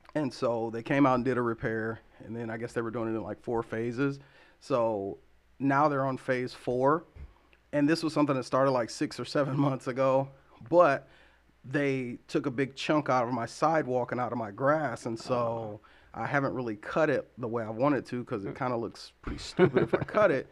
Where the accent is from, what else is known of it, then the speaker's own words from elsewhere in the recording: Columbus, Ohio, United States; also born or lived in Las Vegas, Nevada; now in Lansing, United States; my mom and I moved to Columbus, Ohio when I was about seven or eight. And I spent the majority of my life there.